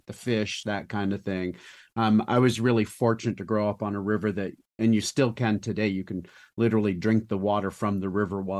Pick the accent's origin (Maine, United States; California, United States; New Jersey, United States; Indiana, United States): Maine, United States; Avon; I was born in the Western Mountains of Maine, a little town called Avon